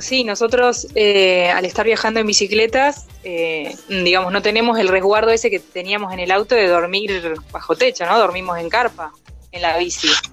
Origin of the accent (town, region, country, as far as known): Argentina